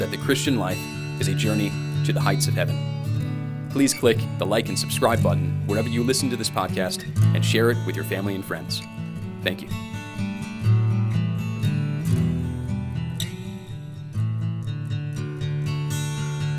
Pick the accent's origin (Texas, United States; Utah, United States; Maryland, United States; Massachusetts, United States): Maryland, United States; Silver Spring; I'm glad I'm from Silver Spring and not from Rockville.